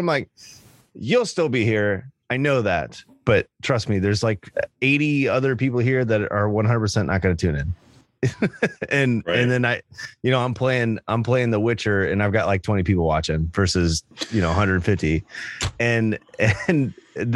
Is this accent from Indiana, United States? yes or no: yes; Indiana, United States; I'm from Indiana